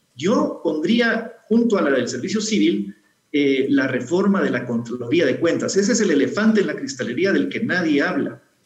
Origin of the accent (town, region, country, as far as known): Guatemala